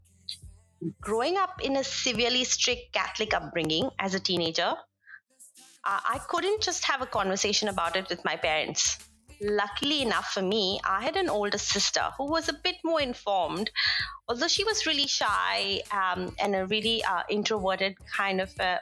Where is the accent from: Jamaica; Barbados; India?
India; As an Indian woman